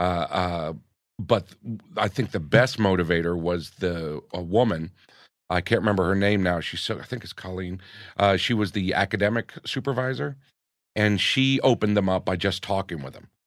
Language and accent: English; Gainesville, Florida, United States; also born or lived in New York; now in Los Angeles, United States; growing up in Gainesville